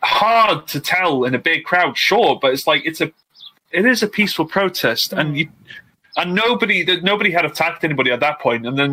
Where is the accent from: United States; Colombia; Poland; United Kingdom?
United Kingdom; I'm so British